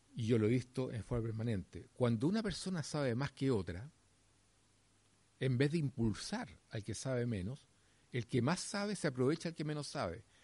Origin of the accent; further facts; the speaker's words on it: Chile; acá en Chile